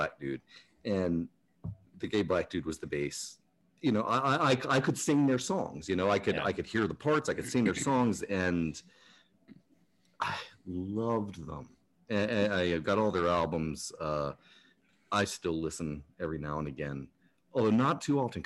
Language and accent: English; Mechanicsville, Virginia, United States; also born or lived in Maryland; I moved from Maryland back to the Richmond area where I grew up, a little town called Mechanicsville, very rural